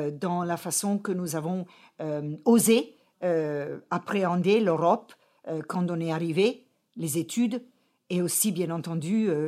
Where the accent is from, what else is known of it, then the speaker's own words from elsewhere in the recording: Kilimanjaro, Tanzania; born there; je suis né en Afrique et avec une chance extraordinaire au pied du Mount Kilimanjaro.